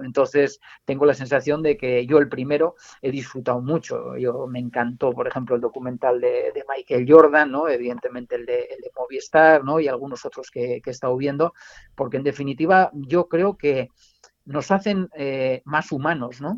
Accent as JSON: {"language": "Spanish", "region": "Navarre", "country": "Spain", "said": "mi tierra, eh, que es la, la Irati"}